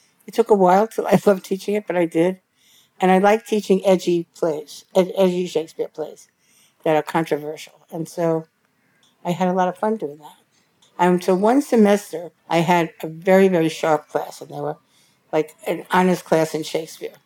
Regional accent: New York City, New York, United States; also born or lived in Manhattan / Columbia County, New York; I grew up in Brooklyn

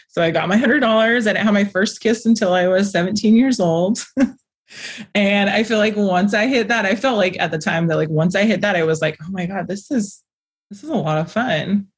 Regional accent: Las Vegas, Nevada, United States; I was born in Las Vegas

